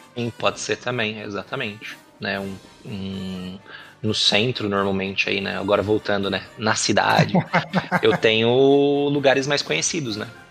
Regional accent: Salto, São Paulo, Brazil; also born or lived in Presidente Prudente; now in Itupeva, Brazil; Nasci, uhum. fui cresci lá em Salto

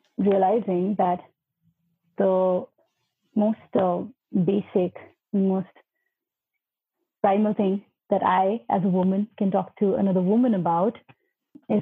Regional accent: Uttarakhand, India; now in Delhi, India; I'm from Uttarakhand and I can speak the local dialect

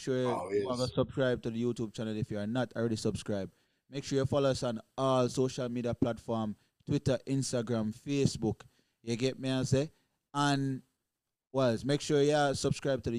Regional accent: Jamaica; we are Jamaican

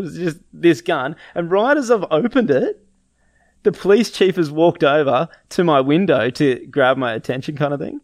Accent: Gold Coast, Queensland, Australia; We grew up on the Gold Coast.

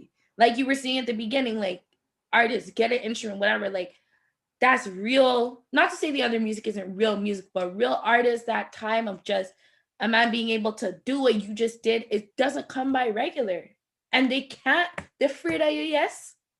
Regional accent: Jamaica; I'm Jamaican. I rep it.

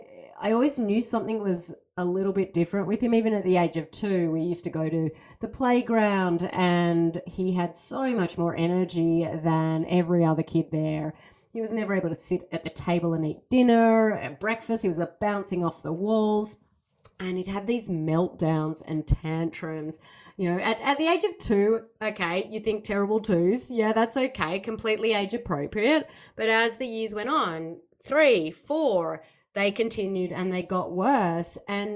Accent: Australia; now in Seattle, United States; I know I don't sound like it, I am from Australia, but I do live in Seattle, Washington

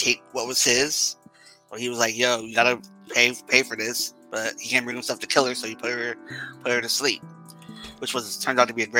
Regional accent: San Diego, California, United States; I'm from San Diego, California.

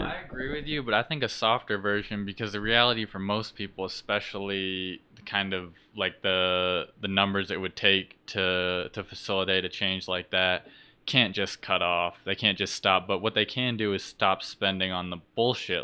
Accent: Vermont, United States; moved away; I'm from Vermont originally in New England

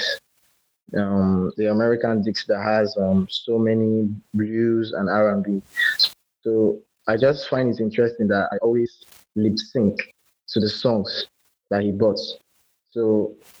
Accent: Lagos, Nigeria; also born or lived in Akwa Ibom State; I'm a musical artist from Akwa Ibom State, and I was born and brought up in Lagos.

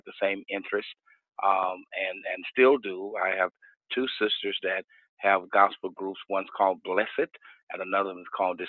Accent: Houston, Texas, United States; also born or lived in Austin, Texas; So my family moved to Houston. And so I grew up here in Houston, went to school here and been here all of my life and raised my kids here. And still in Houston, Texas.

